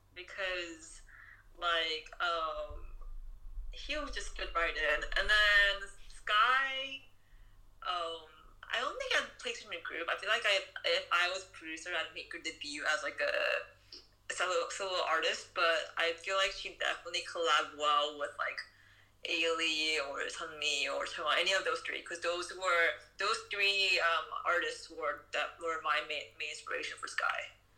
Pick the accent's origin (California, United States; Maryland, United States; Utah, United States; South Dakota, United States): California, United States; also born or lived in Florida; because when I was in third grade, I moved from Florida, from California to Florida. And in California, like, I, like, had a lot of Asian friends and didn't really feel out of place.